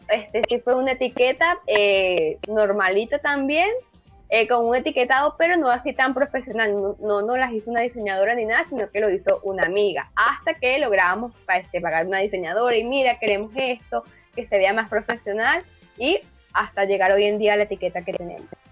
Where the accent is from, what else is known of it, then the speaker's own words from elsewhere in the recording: Acarigua, Portuguesa, Venezuela; now in Chile; en Venezuela y en Acarigua, que es de donde yo soy, de Estado Portuguesa